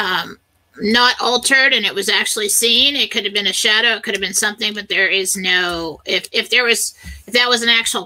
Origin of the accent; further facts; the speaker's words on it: California, United States; moved away; I grew up in California, And we're always waiting on the big one